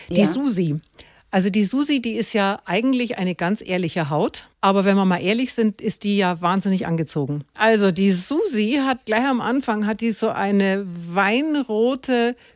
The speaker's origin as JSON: {"language": "German", "region": "Bavaria", "country": "Germany", "said": "Ich komme aus Franken, ich kann das mit dem, mit dem Oberbayerischen gar nicht so gut."}